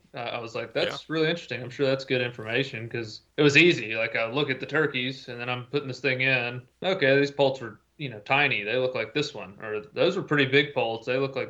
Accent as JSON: {"language": "English", "region": "Tennessee", "country": "United States", "said": "So Tennessee, my home state"}